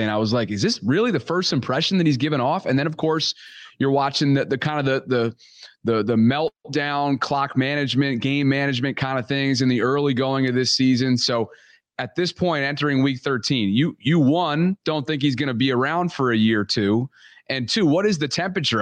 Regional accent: Albany, New York, United States; growing up in Albany, New York

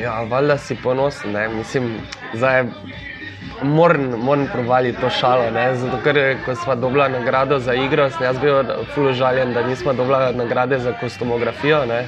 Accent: Maribor, Slovenia; sem jaz iz Maribora

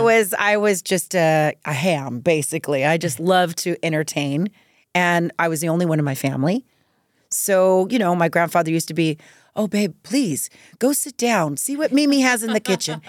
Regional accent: Norwalk, California, United States; also born or lived in East Los Angeles, California; I grew up in Norwalk, California.

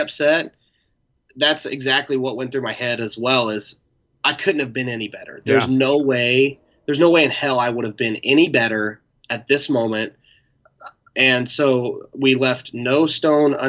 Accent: Indianapolis, Indiana, United States; my hometown

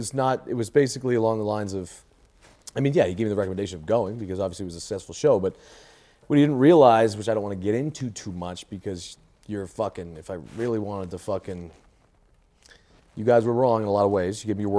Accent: Lawrence, Massachusetts, United States; I come from Lawrence, Massachusetts.

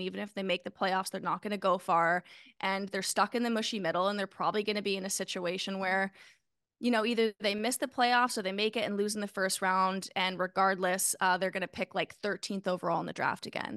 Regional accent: Canada; As a Canadian

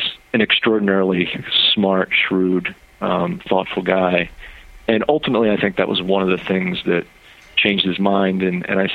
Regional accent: Philadelphia, Pennsylvania, United States; I was born in Philly

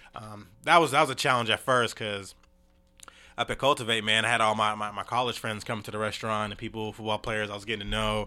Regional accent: Tacoma, Washington, United States; Tacoma, Washington, man. Born and raised

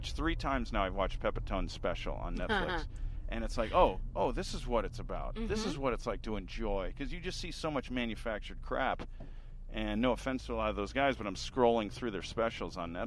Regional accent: Orange County, California, United States; also born or lived in Toledo, Ohio / Helena, Montana; now in Los Angeles, United States; Originally Toledo, Ohio, but I grew up in Orange County, California. We moved out when I was a kid

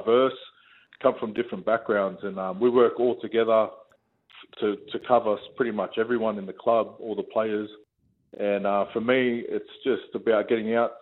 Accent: Sydney, New South Wales, Australia; I grew up in Rottlemy area

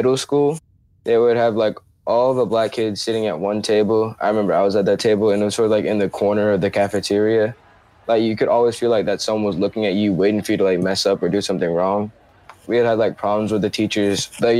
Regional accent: Chapel Hill, North Carolina, United States; I'm 15 and I'm from Chapel Hill, North Carolina.

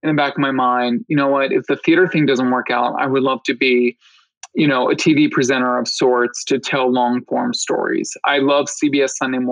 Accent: Philadelphia, Pennsylvania, United States; moved away as an adult; now in New York City, United States; I was born and raised in Philadelphia

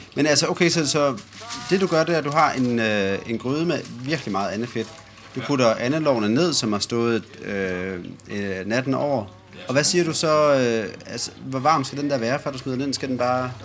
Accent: Silkeborg, Central Denmark Region, Denmark; moved away; jeg har været hjemme på hjemmeegnen. Hjemme i, øh, hjemme i Silkeborg

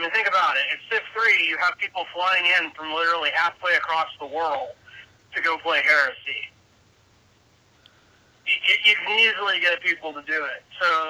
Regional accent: Southern California, United States; now in Arizona, United States; where I grew up in Southern California, it's a lot of, like, Baja Mexican food, which is different than, like, in Arizona.

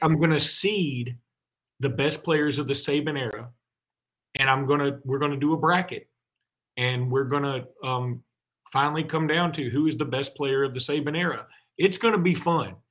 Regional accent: Alexander City, Alabama, United States; my hometown of Alexander City

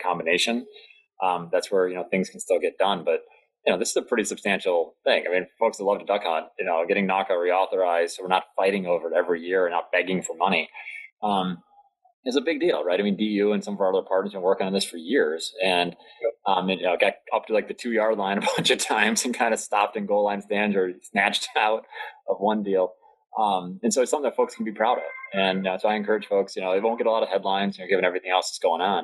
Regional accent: Delaware, United States; my home state of Delaware

